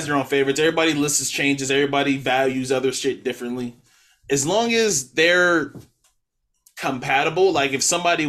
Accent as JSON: {"language": "English", "region": "West Coast", "country": "United States", "said": "And I'm like, I'm from the West Coast. That's my guy."}